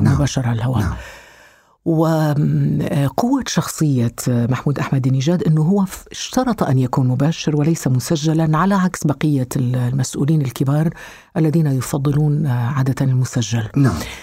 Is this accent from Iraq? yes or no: no; Algeria; moved away as an adult; also born or lived in Switzerland